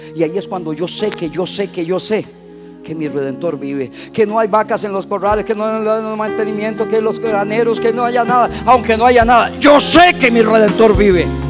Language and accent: Spanish; Costa Rica; moved away; como buen tico